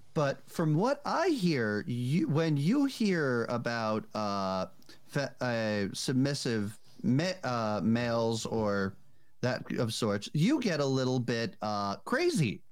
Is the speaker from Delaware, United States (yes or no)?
no; New Jersey, United States; Tess and I are both from Jersey.